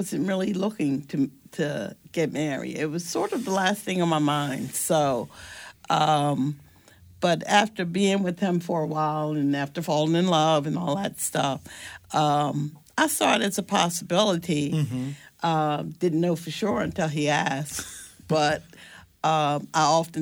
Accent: Washington, District of Columbia, United States; we grew up right there in the ghetto off of U Street in D.C.

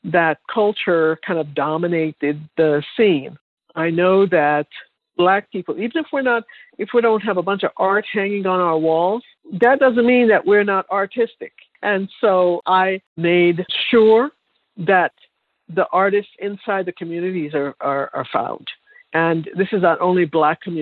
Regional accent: Jamaica; moved away; I'm from Jamaica

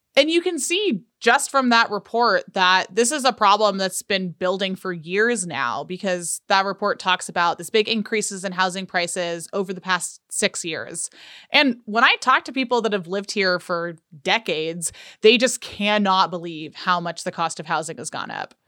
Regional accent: California, United States; now in Utah, United States; I am from California

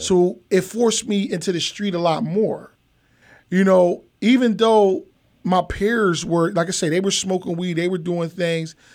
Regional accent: Philadelphia, Pennsylvania, United States; I'm from Philadelphia, Pennsylvania.

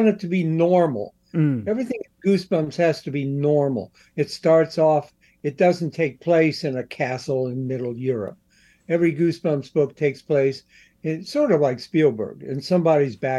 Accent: Columbus, Ohio, United States; born or raised there

